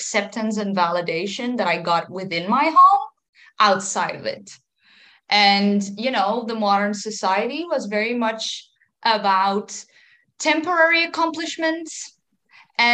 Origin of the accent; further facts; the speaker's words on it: Netherlands; 31. I'm from the Netherlands